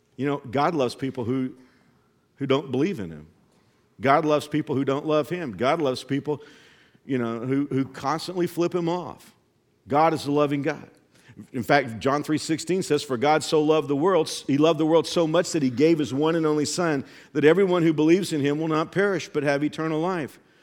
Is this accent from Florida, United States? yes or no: no; Texas, United States; I grew up in Texas